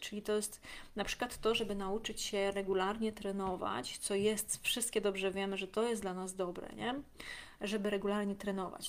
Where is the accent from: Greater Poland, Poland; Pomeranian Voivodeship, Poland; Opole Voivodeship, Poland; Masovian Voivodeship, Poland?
Masovian Voivodeship, Poland; Warsaw; ja też z WWA